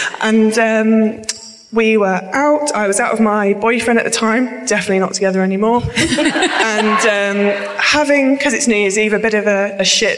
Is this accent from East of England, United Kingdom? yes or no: yes; near Cambridge, East of England, United Kingdom; also born or lived in Lancashire; I am from near Cambridge.